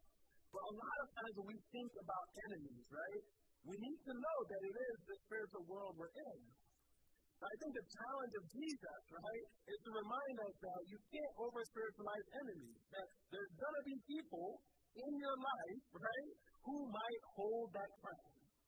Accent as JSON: {"language": "English", "country": "Liberia", "tie": "born or raised there", "also_born_or_lived": "Sierra Leone / Ivory Coast", "said": "Like, I grew up in Liberia and in Sierra Leone and in Ivory Coast."}